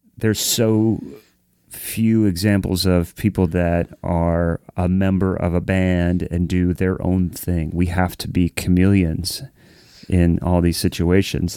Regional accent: Columbus, Ohio, United States; I grew up in Columbus, so always went to Columbus Pro Percussion

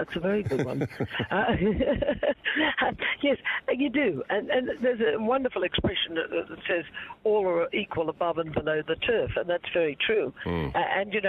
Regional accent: Australia; accent: Australian; And I'd worked very hard to lose my Australian accent so I could get a job over there. And I got the part, and he found out that I was an Australian only because we were talking one day in the lunch break.

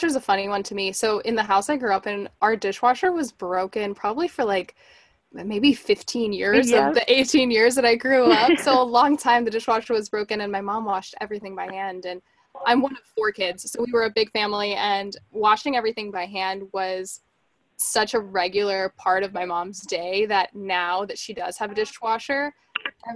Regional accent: United States; I grew up in America as well. And there's so much of my Cuban culture

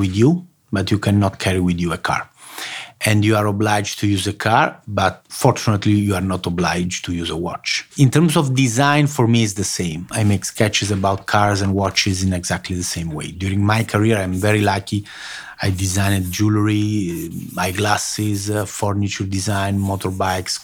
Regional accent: Rome, Lazio, Italy; moved away as an adult; also born or lived in Naples, Italy / Turin, Italy; now in Switzerland; I was born in Naples and I grew up in Rome.

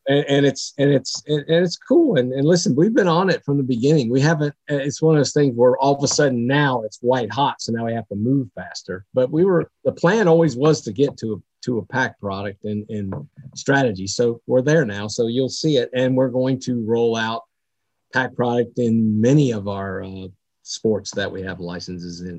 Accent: North Carolina, United States; also born or lived in New Jersey; now in Dallas, United States; I grew up in North Carolina, so I'm really a, a native North Carolinian

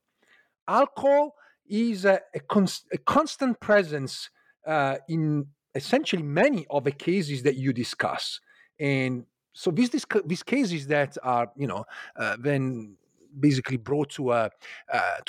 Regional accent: Italy; Growing up in Italy, I learned a lot about the Catholic Church

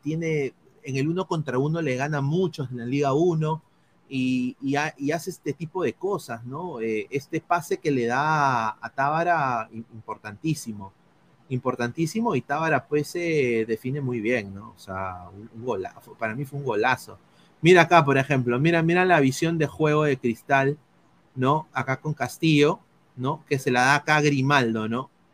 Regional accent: Peru; yo soy peruano, no soy boliviano

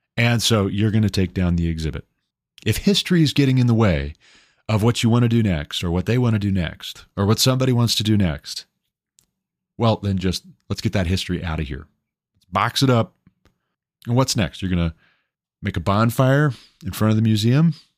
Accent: Montana, United States; growing up in Montana

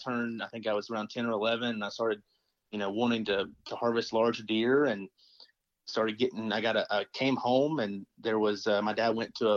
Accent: Georgia, United States; You know, I grew up in Georgia, Northwest Georgia, in a little tiny town, And we grew up on some acreage.

